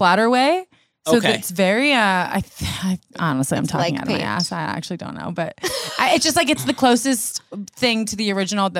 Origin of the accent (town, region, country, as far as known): Hamilton, Ontario, Canada; born or raised there; moved away